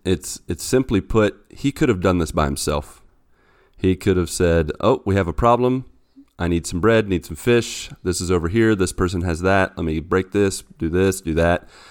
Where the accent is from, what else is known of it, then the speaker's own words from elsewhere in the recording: West Virginia, United States; moved away as an adult; now in Brazil; I am originally from West Virginia, and I've been here in Brazil for the past seven years